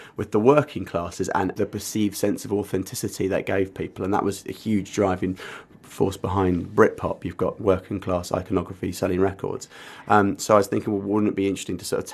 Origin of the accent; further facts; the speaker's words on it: Essex, East of England, United Kingdom; moved away as an adult; also born or lived in Norwich; I came from Essex, and I went not very far up the A140, and I went to UEA